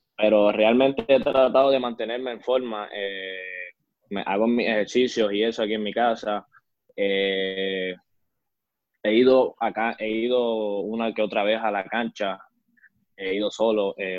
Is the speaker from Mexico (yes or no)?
no; Arecibo, Puerto Rico; also born or lived in San Francisco de Macorís, Dominican Republic; Arecibo, ya que pues fue una el pueblo que me vio crecer